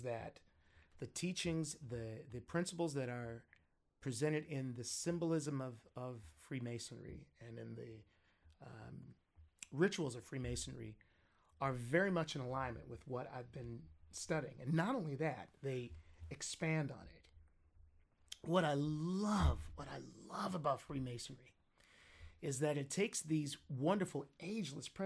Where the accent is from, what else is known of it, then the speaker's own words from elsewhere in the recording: Compton, California, United States; originally, I grew up in Compton